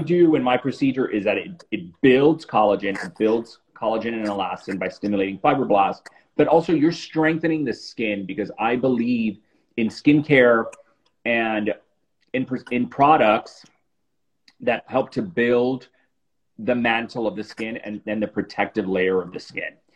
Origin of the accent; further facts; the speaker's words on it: Miami, Florida, United States; moved away as an adult; also born or lived in New York; I moved back to South Florida, which is where I'm from. I'm from Miami